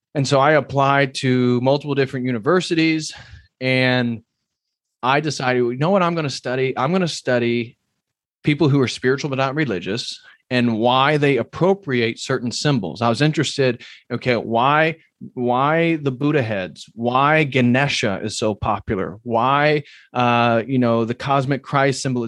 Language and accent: English; Indiana, United States; moved away as an adult; also born or lived in Berkeley, California; this kid from Midwest Indiana